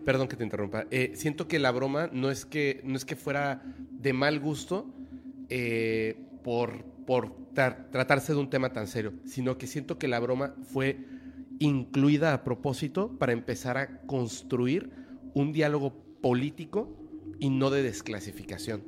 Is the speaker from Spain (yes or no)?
no; Mexico; para nosotros como mexicanos